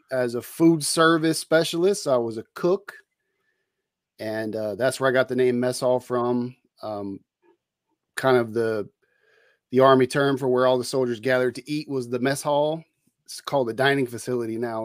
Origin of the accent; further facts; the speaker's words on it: Bay Area, California, United States; moved away as an adult; also born or lived in San Leandro, California / Oakland, California / Hayward, California / El Cerrito, California; I grew up in the Bay Area in California. Uh, I was born in San Leandro